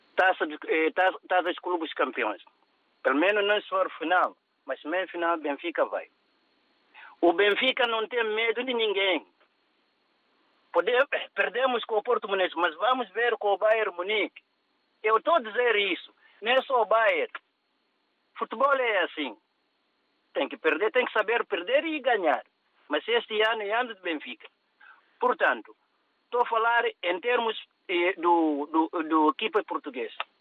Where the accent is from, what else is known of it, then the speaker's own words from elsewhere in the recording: Bambadinca, Bafatá, Guinea-Bissau; A minha terra natal, onde é que é? Bambadinga.